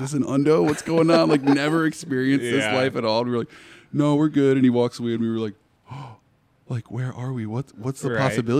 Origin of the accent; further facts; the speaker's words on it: Ann Arbor, Michigan, United States; we're from Ann Arbor.